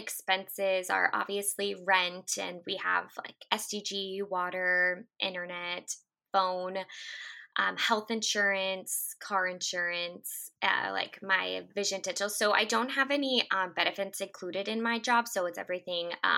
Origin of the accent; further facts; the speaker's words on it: Northern California, United States; now in San Diego, United States; I was from Northern California originally, but have moved down here